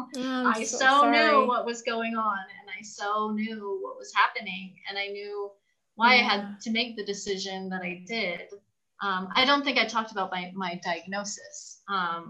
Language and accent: English; California, United States; now in Mexico; I'm originally from California